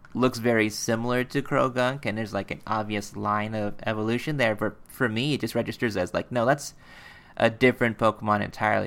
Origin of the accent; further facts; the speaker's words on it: United States; we're American